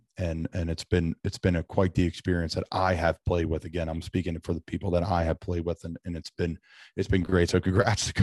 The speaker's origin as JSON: {"language": "English", "town": "Doylestown", "region": "Pennsylvania", "country": "United States", "tie": "born or raised there", "said": "I'm really lucky to be able to work with such a great business in my hometown, Doylestown, Bucks County"}